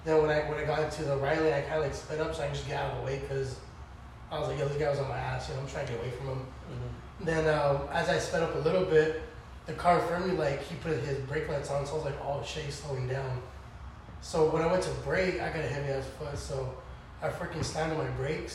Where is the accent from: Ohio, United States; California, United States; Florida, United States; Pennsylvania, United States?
California, United States; Escondido; also born or lived in Valley Center, California / San Marcos, California; I was born and raised in Escondido